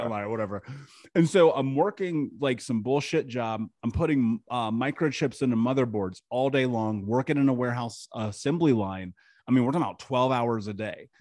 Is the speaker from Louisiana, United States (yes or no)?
no; Indianapolis, Indiana, United States; I grew up in Indianapolis in America, just in the middle of the country